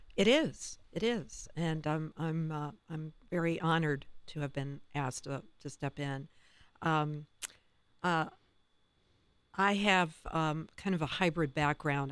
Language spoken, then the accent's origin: English; Tiffin, Ohio, United States; my hometown is Tiffin